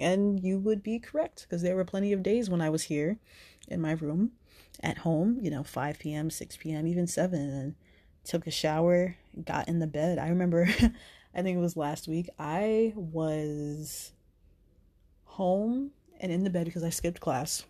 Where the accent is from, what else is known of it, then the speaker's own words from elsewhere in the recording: New Jersey, United States; moved away; I went home to New Jersey to be with my mom